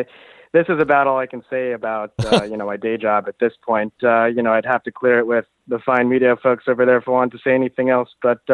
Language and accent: English; California, United States; First of all, I should say I grew up in Southern California, which, as you know, is a complete barbecue mecca.